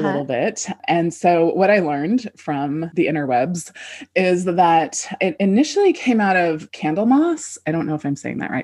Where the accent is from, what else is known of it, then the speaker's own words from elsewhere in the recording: California, United States; moved away; also born or lived in Midwest / East Coast; I grew up in California, but then I lived all over